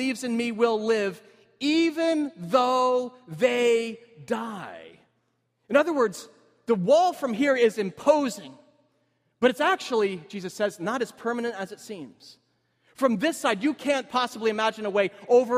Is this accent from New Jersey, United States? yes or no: yes; Cedar Grove, New Jersey, United States; I met up with my high school friends, Cedar Grove